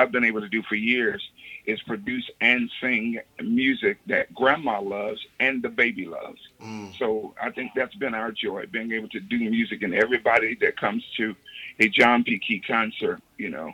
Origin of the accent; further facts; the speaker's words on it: Durham, North Carolina, United States; I grew up in the country. I grew up outside of Durham, North Carolina